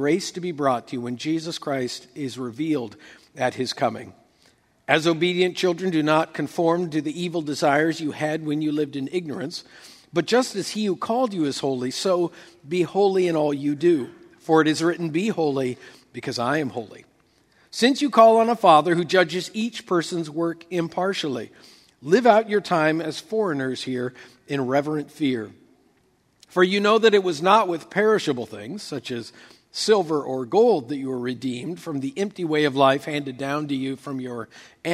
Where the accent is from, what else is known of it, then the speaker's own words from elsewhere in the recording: West Coast, United States; moved away as an adult; also born or lived in Oklahoma; I spent the first 35 years of my life growing up on the West Coast